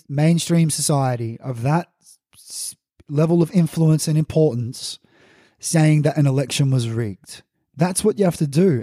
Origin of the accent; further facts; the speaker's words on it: Australia; So, as an Australian